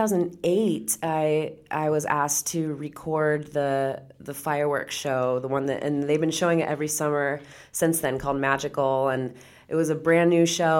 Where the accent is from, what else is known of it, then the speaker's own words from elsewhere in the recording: Orange County, California, United States; I grew up in Orange County